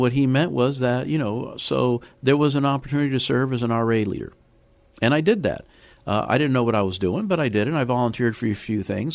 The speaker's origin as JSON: {"language": "English", "town": "Miami", "region": "Florida", "country": "United States", "tie": "born or raised there", "also_born_or_lived": "Havana, Cuba / Chicago / New Orleans / Maryland", "moved": "as an adult", "lives_now": "San Antonio, United States", "said": "I do remember growing up in Miami. I grew up in the inner city"}